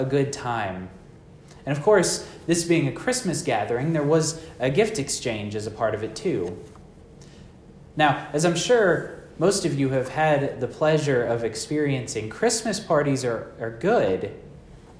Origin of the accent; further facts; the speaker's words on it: Texas, United States; I'm from Texas where everything is flat